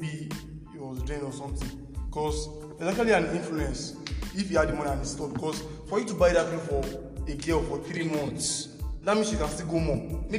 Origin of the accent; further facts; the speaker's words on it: Nigeria; just have to take it as a Nigerian.